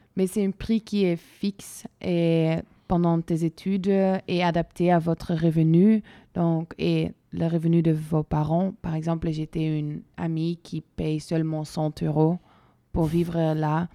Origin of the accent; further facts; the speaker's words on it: Belgium; je suis belge et j'ai toujours étudié en Belgique, mais dans des différentes villes